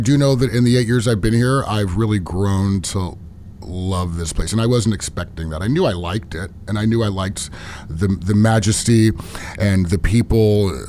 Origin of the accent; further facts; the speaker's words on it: Sonoma County, California, United States; moved away as an adult; also born or lived in Davis, California / Los Angeles; now in Coachella Valley, United States; I was born and raised in born in Davis, Sacramento area, but quickly moved to Sonoma County where I was... beautiful. Lived. Yeah, lived there really my whole... life as far as school is concerned, and then 18 moved to LA, moved back shortly to Sonoma County